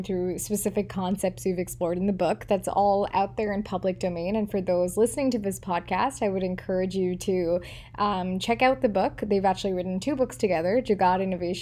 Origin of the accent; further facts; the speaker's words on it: India; moved away; as an Indian born and raised and now living outside of India